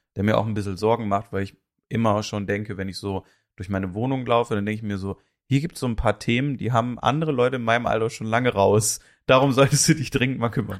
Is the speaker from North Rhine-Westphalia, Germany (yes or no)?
yes; Mönchengladbach, North Rhine-Westphalia, Germany; bei uns in Mönchengladbach